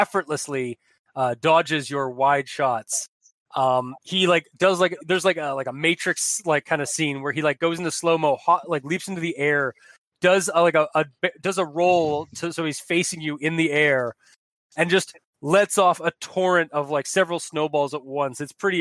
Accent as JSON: {"language": "English", "town": "Chicago", "region": "Illinois", "country": "United States", "said": "I'm from Chicago. Goddamn it. which also has really, really strict gun laws."}